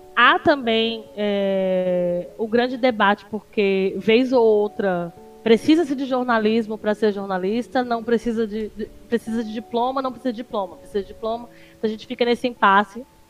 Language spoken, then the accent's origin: Portuguese; João Pessoa, Paraíba, Brazil; eu sou de João Pessoa, Paraíba